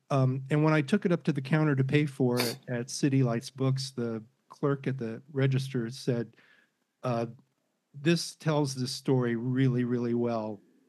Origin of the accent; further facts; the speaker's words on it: Chicago, Illinois, United States; born there; when the Cubs got to the series, because I was born in Chicago